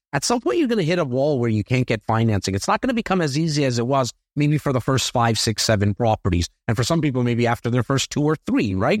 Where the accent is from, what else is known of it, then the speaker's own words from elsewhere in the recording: Toronto, Ontario, Canada; I'm a kid from Rexdale